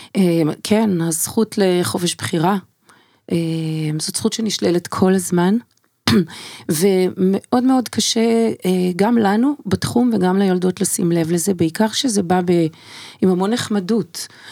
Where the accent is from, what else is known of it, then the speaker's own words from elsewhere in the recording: Israel; also born or lived in United States; מילדותי בקיבוץ